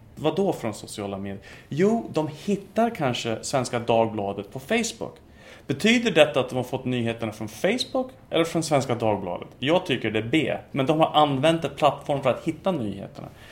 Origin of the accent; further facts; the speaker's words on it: United States; Swedish is a second language; moved away as an adult; also born or lived in Texas / United Kingdom / Turkey; now in Sweden; Jag är eh, ursprungligen amerikan, jag är fortfarande amerikan.